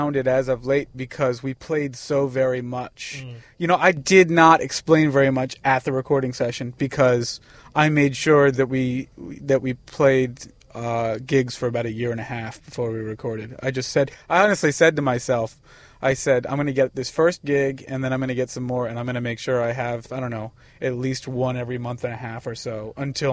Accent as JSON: {"language": "English", "town": "Columbia", "region": "Maryland", "country": "United States", "tie": "born or raised there", "also_born_or_lived": "Bavaria, Germany / Washington, D.C."}